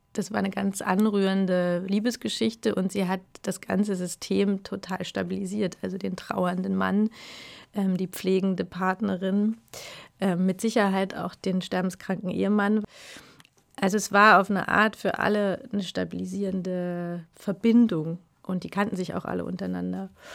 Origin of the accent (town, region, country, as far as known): Berlin, Germany; born or raised there; also born or lived in Brandenburg